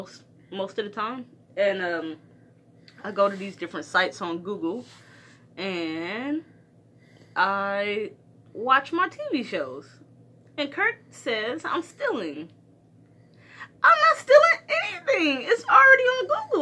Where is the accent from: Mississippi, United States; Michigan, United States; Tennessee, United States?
Michigan, United States; Detroit; I'm from Detroit